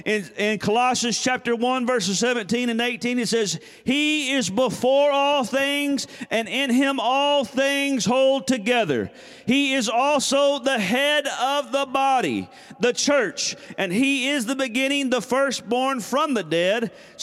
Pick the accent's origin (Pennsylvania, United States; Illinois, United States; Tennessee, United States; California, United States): Tennessee, United States; moved away; also born or lived in Tahlequah, Oklahoma / Texas; So I was born in Tahlequah, Oklahoma, so I'm a Okie. I grew up in Tennessee